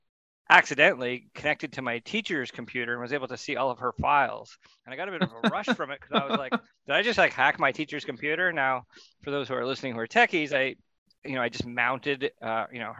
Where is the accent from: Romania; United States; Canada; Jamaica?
Canada; Ontario; I grew up in Ontario